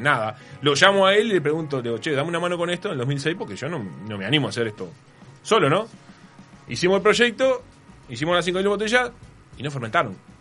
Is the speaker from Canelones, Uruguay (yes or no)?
no; San José, Uruguay; born or raised there